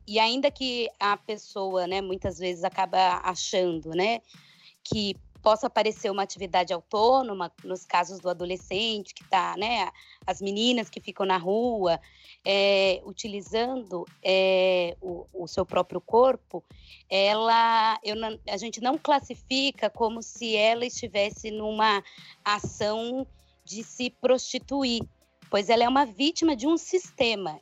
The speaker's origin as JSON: {"language": "Portuguese", "country": "Brazil", "said": "Nós, enquanto brasileiros"}